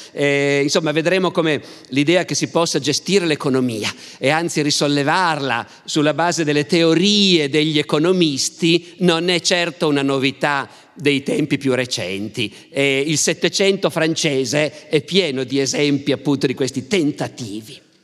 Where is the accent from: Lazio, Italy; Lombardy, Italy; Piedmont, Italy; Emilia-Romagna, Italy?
Piedmont, Italy; Turin; siamo torinesi